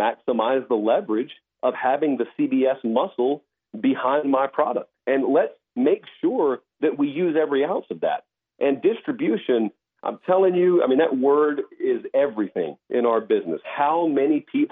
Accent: Georgia, United States; I'm growing up in Georgia.

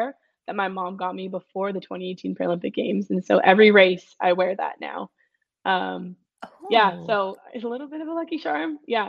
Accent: West Vancouver, British Columbia, Canada; now in Whistler, Canada; I grew up in West

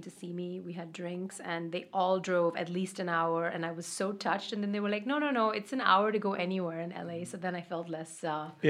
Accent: India; moved away as an adult; also born or lived in Austin, Texas / Boston; now in New York, United States; I grew up in India

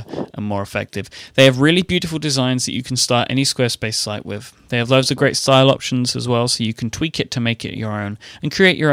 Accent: United Kingdom; I'm a British person

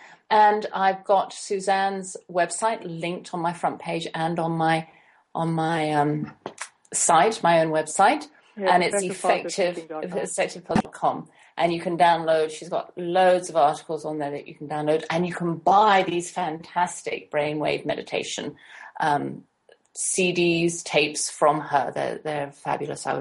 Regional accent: England, United Kingdom; now in United States; being English

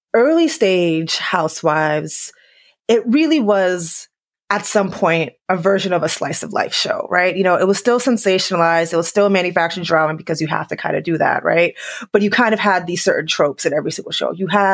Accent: New York City, New York, United States; New York was close to my heart just because, you know, I grew up in New York City.

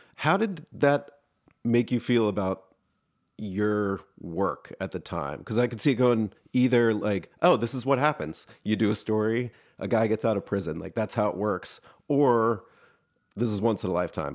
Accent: Atlanta, Georgia, United States; I'm also from Atlanta

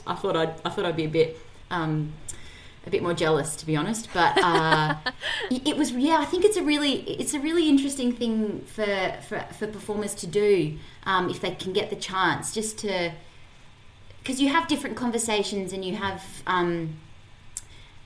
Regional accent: Adelaide, South Australia, Australia; I grew up in Adelaide. I'm from Adelaide.

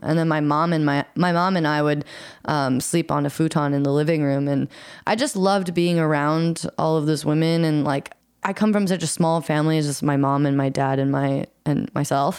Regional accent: Eugene, Oregon, United States; I grew up in Eugene, Oregon, which is a sort of smaller town in the Pacific Northwest

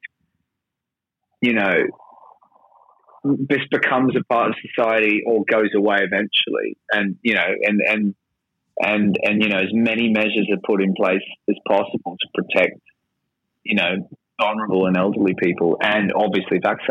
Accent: Australia; accent: Australian; moved away as an adult; now in London, United Kingdom; I'm Australian, as you might have noticed from my accent, but I've been in London for a long time.

